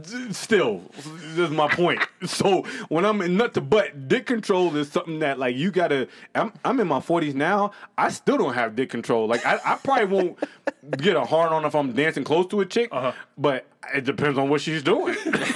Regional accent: New England, United States; accent: New England; Listen, I'm from the Northeast, and I have a New England accent.

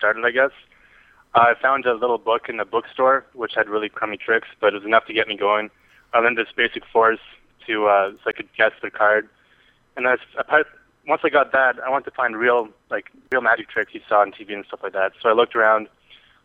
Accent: Canada; accent: Canadian; my Canadian accent

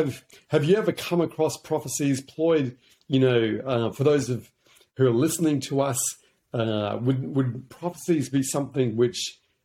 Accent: Hong Kong; also born or lived in New Zealand; that's one of the beautiful things about growing up in Hong Kong. It's a really global city. But yeah, from there, I came back to New Zealand, where my grandparents were.

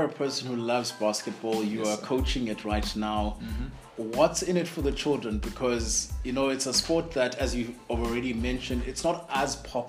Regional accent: Queenstown, Eastern Cape, South Africa; I'm from Queenstown

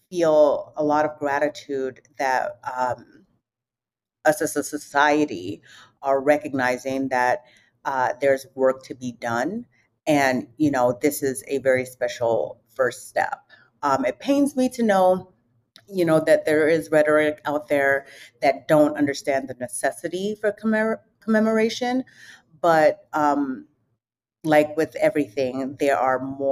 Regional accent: London, United Kingdom; now in United States; I was actually born and raised in London.

